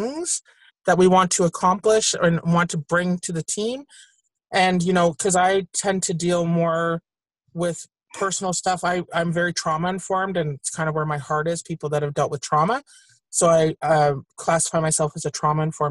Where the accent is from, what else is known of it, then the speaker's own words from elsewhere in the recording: Toronto, Ontario, Canada; I hail from Jane and Shepherd